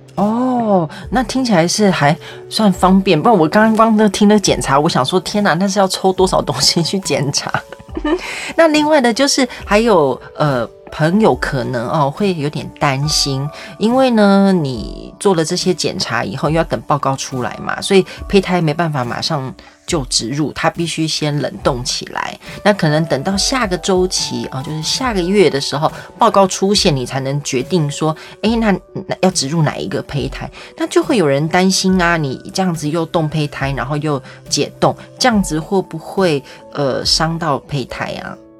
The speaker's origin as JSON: {"language": "Chinese", "country": "Taiwan", "said": "但我跟你讲，身为台湾人呢，是很羡慕你的"}